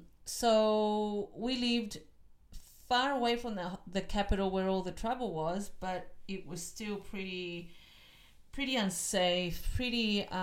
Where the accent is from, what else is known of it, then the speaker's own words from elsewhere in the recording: Melbourne, Victoria, Australia; also born or lived in Chile; And from there, we moved to Broadmeadows. That's where we grew up. I went to school in that area, in Glenroy. And then I grew up in Australia.